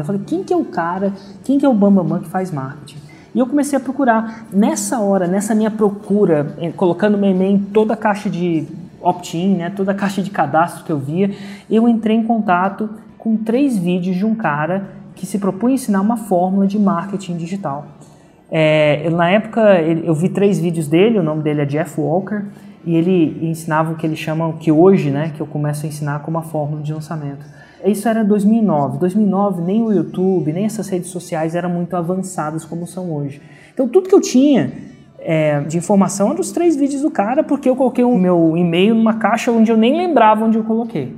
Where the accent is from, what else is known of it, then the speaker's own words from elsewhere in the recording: Brasília, Federal District, Brazil; moved away; also born or lived in São Carlos, São Paulo / Germany; nasci em Brasília